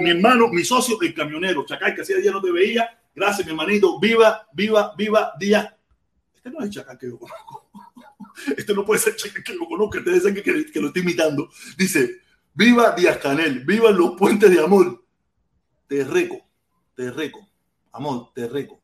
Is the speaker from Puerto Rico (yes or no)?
no; Cuba; now in Miami, United States; yo llevo casi más tiempo viviendo en Miami con uso de razón que el tiempo que viví en Cuba